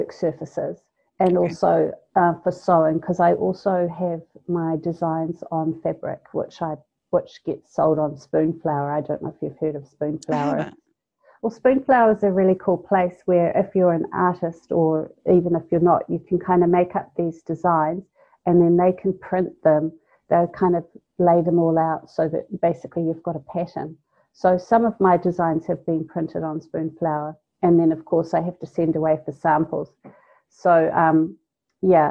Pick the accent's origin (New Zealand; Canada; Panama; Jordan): New Zealand; North Island; now in South Island, New Zealand; I'm from the North Island